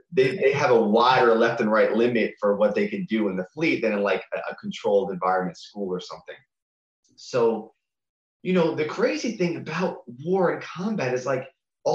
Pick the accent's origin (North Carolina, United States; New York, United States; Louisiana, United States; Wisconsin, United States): New York, United States; Long Island; I grew up in New York. I was in 10th grade during 9/11, and in Long Island